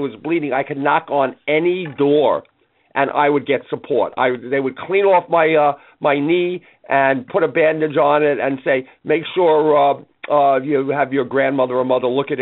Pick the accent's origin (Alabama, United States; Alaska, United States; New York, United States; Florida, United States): New York, United States; New York City; I grew up in Brooklyn